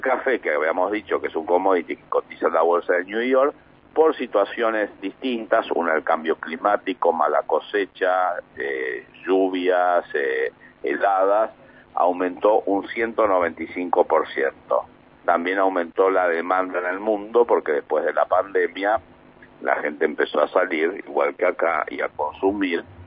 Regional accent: Mar del Plata, Buenos Aires Province, Argentina; soy marplatense

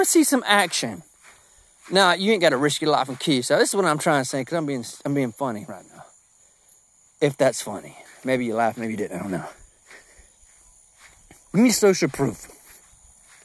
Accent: Georgia, United States; I'm from Georgia

